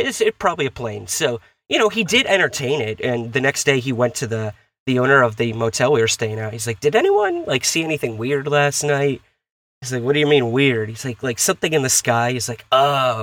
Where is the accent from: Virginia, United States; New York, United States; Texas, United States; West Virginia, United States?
New York, United States; Syracuse; now in New York City, United States; I'm originally from Syracuse, New York, in the upstate area